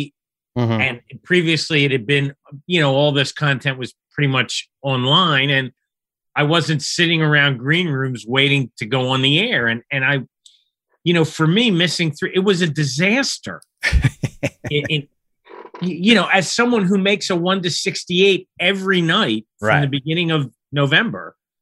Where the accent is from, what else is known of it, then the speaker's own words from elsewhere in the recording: Philadelphia, Pennsylvania, United States; I grew up in Philly